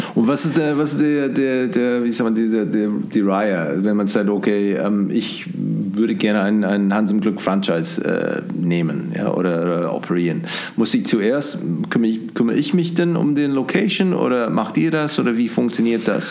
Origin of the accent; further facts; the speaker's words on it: New Zealand; German is a second language; moved away as an adult; now in Munich, Germany; ich komme ursprünglich aus Neuseeland, da war schon in den 90er Jahren, waren schon Gourmet-Burgers überall. Als ich hier nach München gekommen bin, 2002